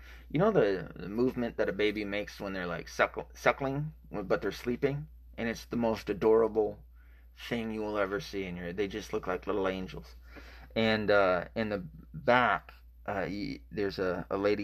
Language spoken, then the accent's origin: English; the South, United States; I'm from the South